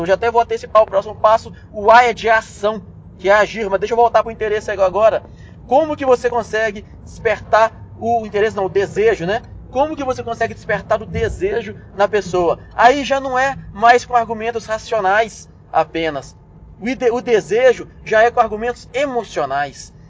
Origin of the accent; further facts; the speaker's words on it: Belo Horizonte, Minas Gerais, Brazil; Eu sou de Belo Horizonte